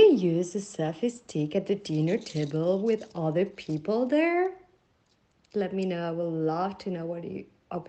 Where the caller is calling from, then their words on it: Paris, Île-de-France, France; I'm calling from Paris.